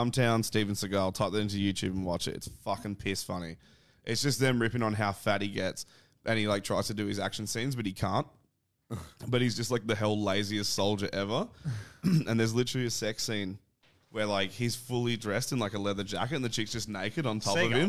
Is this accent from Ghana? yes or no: no; Adelaide, South Australia, Australia; but I'm from Adelaide